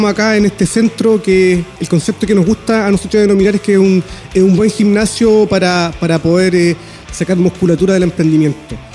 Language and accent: Spanish; Chile; una temática que para nosotros como chilenos, como un país productor de cobre